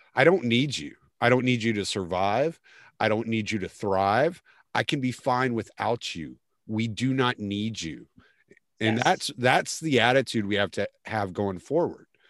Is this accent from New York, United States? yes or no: no; Lake Charles, Louisiana, United States; also born or lived in Houston, Texas; now in Beaumont area, United States; I'm from Lake Charles okay. originally, so yeah, but I spent most of my time in Houston.